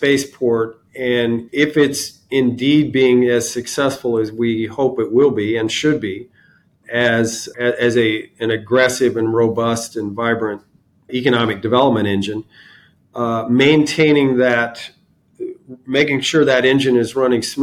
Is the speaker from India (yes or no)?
no; Cocoa Beach, Florida, United States; also born or lived in Miami, Florida; grew up in Cocoa Beach throughout the whole space program